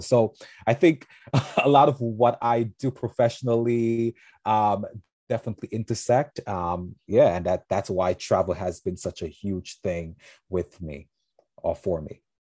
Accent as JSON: {"language": "English", "country": "St. Vincent & Grenadines", "moved": "yes", "lives_now": "New York, United States", "said": "I'm originally from Saint Vincent-Anne de Grenadines, a beautiful island in the Caribbean."}